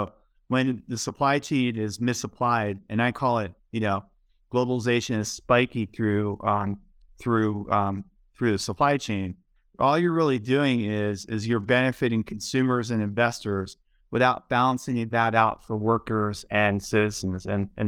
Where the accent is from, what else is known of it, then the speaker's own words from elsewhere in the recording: Baltimore, Maryland, United States; Like I mentioned, I grew up in Baltimore, and you know, I lived there for a long time and just a part of that urban, you know, play.